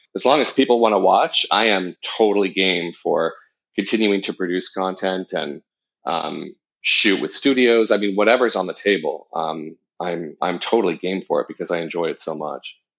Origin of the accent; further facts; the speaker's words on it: Southern Orange County, California, United States; being a gay kid growing up in Southern Orange County